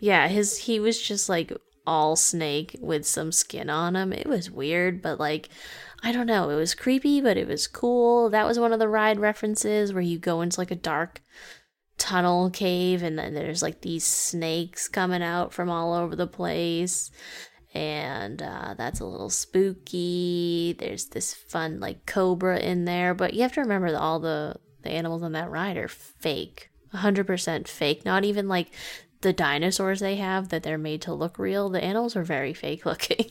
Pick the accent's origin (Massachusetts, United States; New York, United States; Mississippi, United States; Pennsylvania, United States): Massachusetts, United States; we grew up in Massachusetts